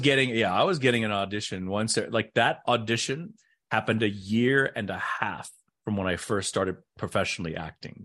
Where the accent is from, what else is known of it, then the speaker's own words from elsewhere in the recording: United States; I was raised just like every other Caucasian red-blooded American, uh, person